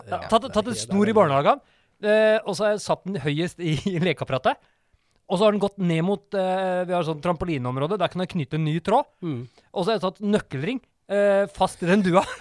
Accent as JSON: {"language": "Norwegian", "region": "Oslo", "country": "Norway", "said": "Jakt er en uh, lang tradisjon i Norge, og særlig der vi kommer fra, for vi heter Årvoll."}